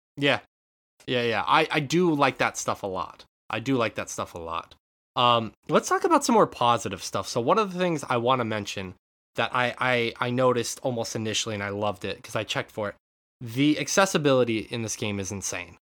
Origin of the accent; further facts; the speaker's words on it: Western Montana, United States; moved away; growing up in Western Montana